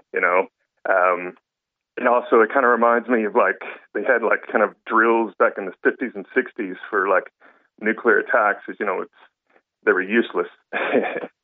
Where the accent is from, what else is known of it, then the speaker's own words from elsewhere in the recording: Fort Worth, Texas, United States; moved away as an adult; now in Ireland; I'm from Texas, Fort Worth